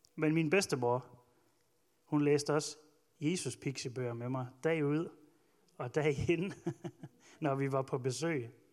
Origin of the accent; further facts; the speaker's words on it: Ølgod, Southern Denmark, Denmark; jeg voksede op i Ølgod